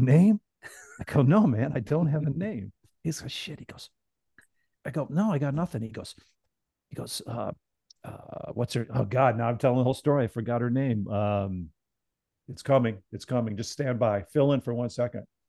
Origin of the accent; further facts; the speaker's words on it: the South, United States; moved away; I'm from the South